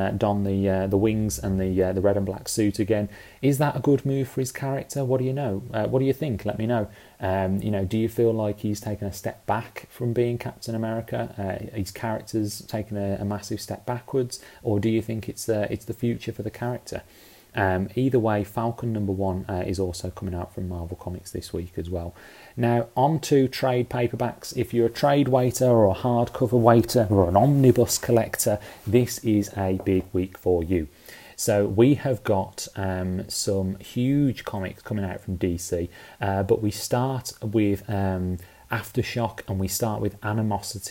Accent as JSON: {"language": "English", "country": "United Kingdom", "tie": "born or raised there", "said": "as you can tell by my accent, I grew up in the UK."}